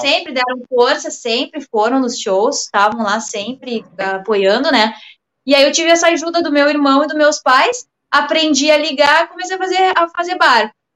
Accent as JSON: {"language": "Portuguese", "region": "Rio Grande do Sul", "country": "Brazil", "said": "eu sou gaúcha"}